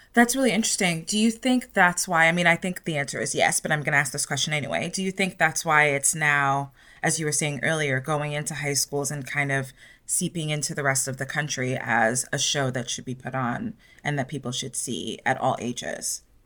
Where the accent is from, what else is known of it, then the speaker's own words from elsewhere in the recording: New York City, New York, United States; moved away as an adult; now in Los Angeles, United States; having been born and raised in New York City and now living in Los Angeles